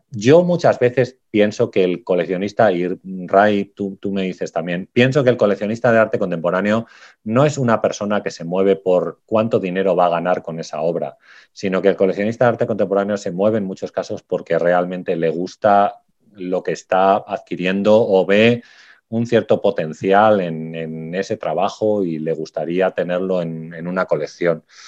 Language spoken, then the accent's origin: Spanish; Salamanca, Castile and León, Spain; los paisajes de mi pueblo, porque yo también doy clase de fotografía, entonces he puesto un paisaje del, cereal en mi pueblo, aquí en Salamanca